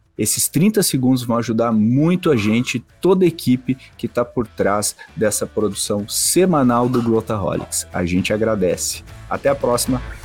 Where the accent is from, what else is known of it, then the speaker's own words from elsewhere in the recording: Brazil; como brasileiros